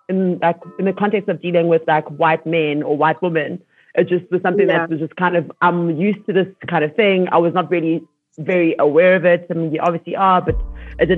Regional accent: Soweto, Gauteng, South Africa; I grew up in Soweto

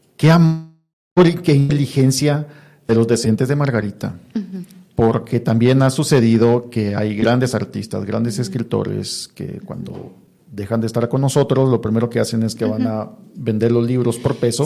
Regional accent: Guatemala

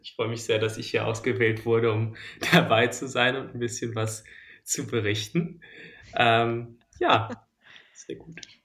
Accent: Berlin, Germany; ich bin in, äh, in Mitte zur Schule gegangen und wohne auch noch immer hier

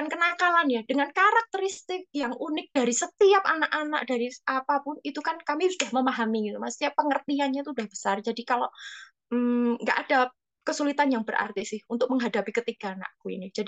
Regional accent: Java, Indonesia; accent: Javanese (medok); Kalau orang Jawa itu maaf ya, aku nggak, aku memang medok ini.

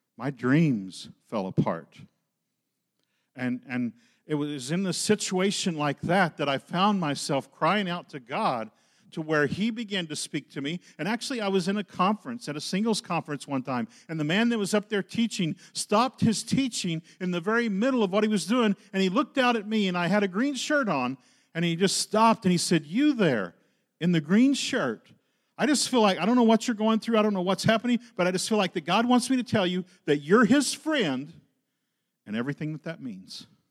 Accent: Oklahoma, United States; moved away; I grew up in Oklahoma

